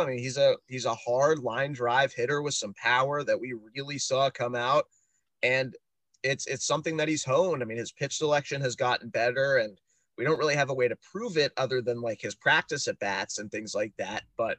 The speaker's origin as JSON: {"language": "English", "town": "Pittsburgh", "region": "Pennsylvania", "country": "United States", "said": "I'm also from Pittsburgh."}